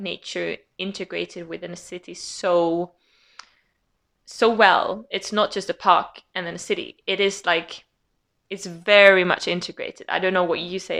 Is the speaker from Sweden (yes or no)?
yes; Sweden; accent: Swedish; English is a second language; moved away as an adult; also born or lived in Leeds; where I've come from growing up in Sweden, until I moved out of Sweden